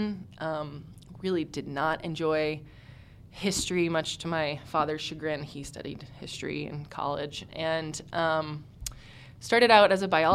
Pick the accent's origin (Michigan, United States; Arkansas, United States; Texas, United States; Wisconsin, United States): Texas, United States; Houston; I'm from Houston, Texas, born and raised